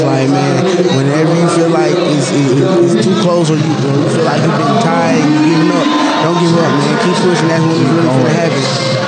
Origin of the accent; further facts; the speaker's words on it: Atlanta, Georgia, United States; Well, shit, man, I'm from Atlanta, so